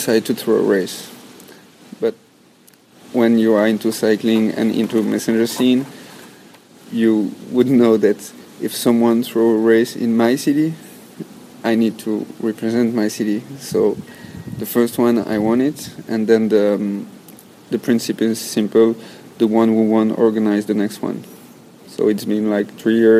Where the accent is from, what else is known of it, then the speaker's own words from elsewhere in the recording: Brussels, Brussels-Capital Region, Belgium; from Brussels, Belgium